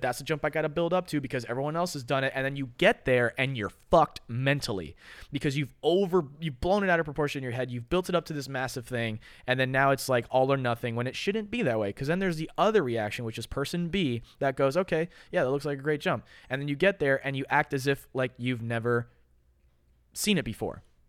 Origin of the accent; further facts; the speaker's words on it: Florida, United States; I'm from America. I'm, I'm a Florida kid